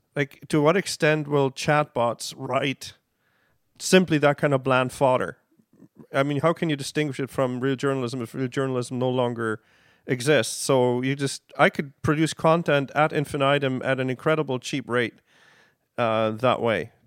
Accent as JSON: {"language": "English", "country": "Germany", "tie": "born or raised there", "moved": "yes", "lives_now": "Canada", "said": "growing up in Germany"}